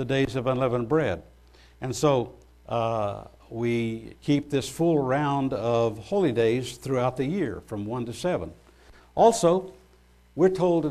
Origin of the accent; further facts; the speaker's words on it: United States; as an American